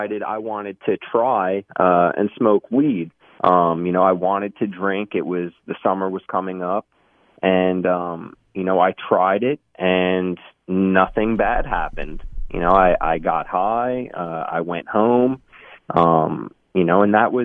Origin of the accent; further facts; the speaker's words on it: Long Island, New York, United States; I grew up in Long Island, New York, you know, born and raised there for most of my life